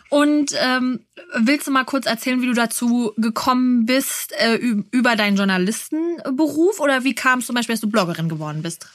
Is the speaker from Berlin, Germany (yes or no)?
yes; Berlin, Germany; für uns Berliner